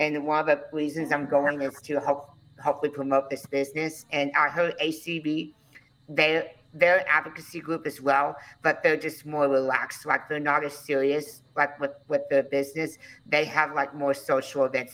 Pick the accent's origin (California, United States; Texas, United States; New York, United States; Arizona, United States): Texas, United States; Conroe; I was born in Conroe, Texas in 1993